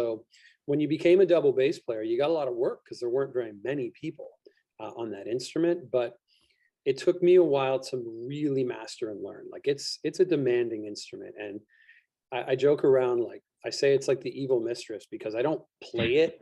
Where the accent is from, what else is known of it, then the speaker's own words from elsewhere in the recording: Orillia, Ontario, Canada; I grew up in Orillia, which is like a small hockey town